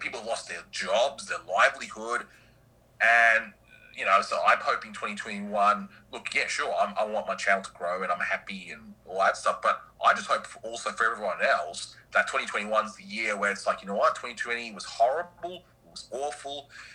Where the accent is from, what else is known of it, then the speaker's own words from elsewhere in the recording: Australia; as an Aussie